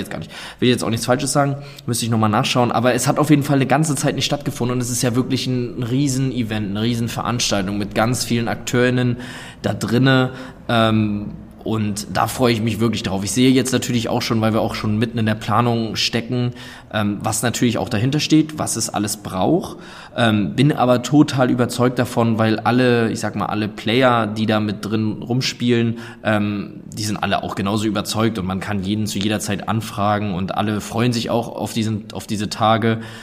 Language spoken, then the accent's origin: German; Sassnitz, Mecklenburg-Vorpommern, Germany; ich komme ursprünglich oder bin aufgewachsen auf der Insel Rügen in Sassnitz